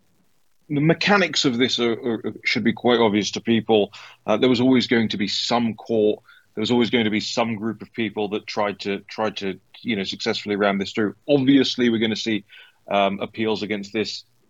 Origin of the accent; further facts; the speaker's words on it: United Kingdom; I'm from the United Kingdom